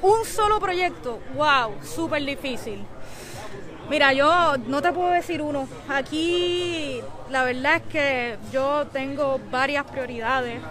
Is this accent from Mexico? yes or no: no; Puerto Rico